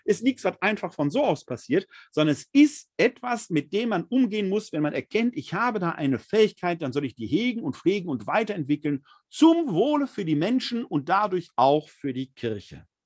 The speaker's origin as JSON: {"language": "German", "area": "Ruhr area", "region": "North Rhine-Westphalia", "country": "Germany", "tie": "born or raised there", "said": "ein Kind des Ruhrgebietes"}